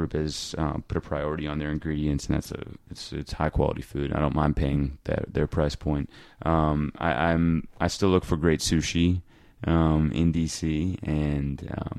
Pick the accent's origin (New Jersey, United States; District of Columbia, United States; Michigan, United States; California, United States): District of Columbia, United States; Washington; moved away as an adult; also born or lived in Flagstaff; "Where are you from?" And I was like, "Washington, D.C.